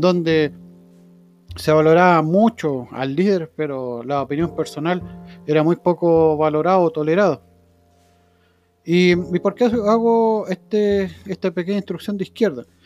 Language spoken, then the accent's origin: Spanish; Chile; Nosotros como chilenos